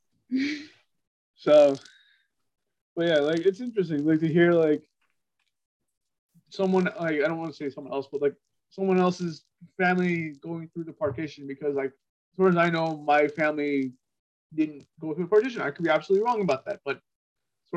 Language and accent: English; La Crescenta, California, United States; I grew up in La Crescenta, California. That's where I was born and raised